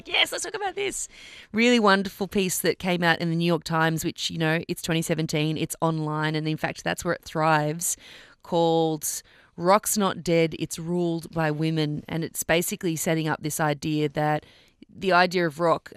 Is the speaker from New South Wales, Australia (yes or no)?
no; Melbourne, Victoria, Australia; I'm from Melbourne.